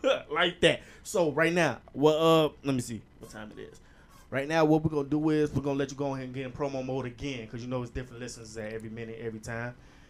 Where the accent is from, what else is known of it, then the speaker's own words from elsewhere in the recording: Terrytown, United States; it felt like I was reminiscing back when I was young and I was from Terrytown. I was on that block chilling as a kid, you feel me?